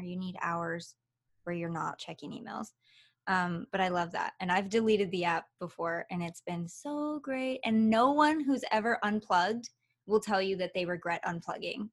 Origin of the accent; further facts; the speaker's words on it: Michigan, United States; also born or lived in Los Angeles, California; now in Nevada, United States; I originally came from Michigan